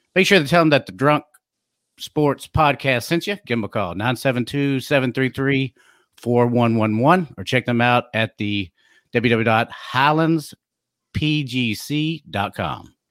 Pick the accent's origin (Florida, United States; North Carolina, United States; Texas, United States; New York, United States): Texas, United States; DeSoto; also born or lived in Plano, Texas; I was born and raised in DeSoto, graduated from Plano